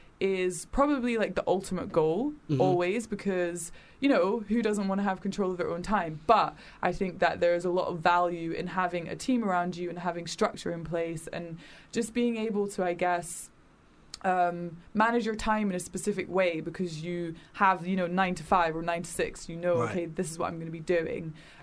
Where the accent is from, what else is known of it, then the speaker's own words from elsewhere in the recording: Edinburgh, Scotland, United Kingdom; now in London, United Kingdom; I'm not from London, so I grew up in Edinburgh. Well, I moved around a lot, but I went to high school in Edinburgh.